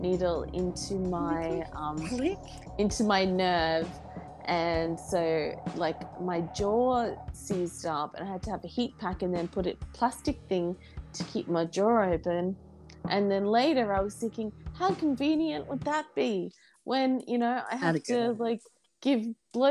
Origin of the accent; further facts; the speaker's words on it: Brisbane, Queensland, Australia; my hometown